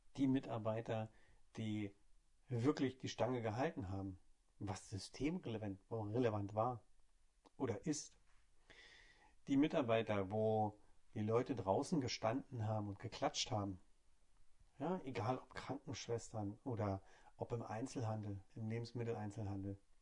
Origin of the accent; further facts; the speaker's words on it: Hamburg, Germany; ich komme aus Hamburg